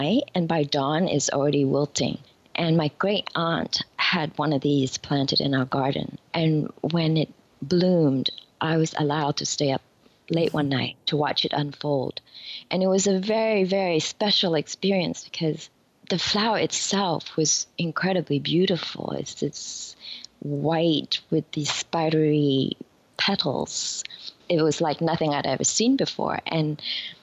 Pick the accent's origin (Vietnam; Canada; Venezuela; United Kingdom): Vietnam; now in New York, United States; When I was growing up in Vietnam, flowers were a big part of our life